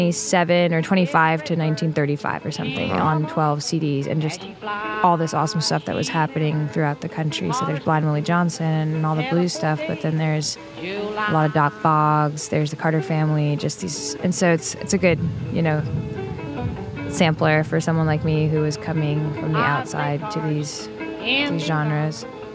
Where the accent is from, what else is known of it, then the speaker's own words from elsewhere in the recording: Paris, Île-de-France, France; also born or lived in Italy / England; Yeah, I grew up mostly in Paris. I grew up moving around a little bit in Europe. I was born in Italy and lived in England and Paris and Italy.